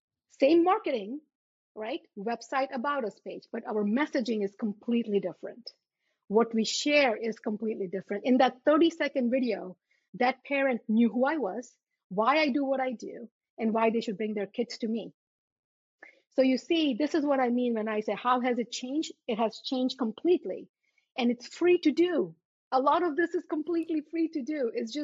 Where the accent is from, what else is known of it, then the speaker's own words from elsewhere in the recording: India; born there; Because you see, I was born in India and I had black spots on my teeth.